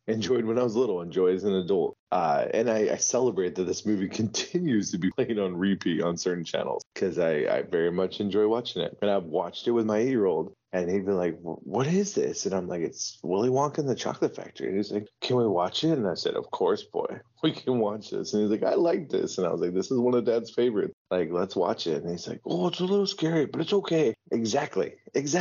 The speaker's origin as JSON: {"language": "English", "country": "United States", "said": "I'm an American poor kid"}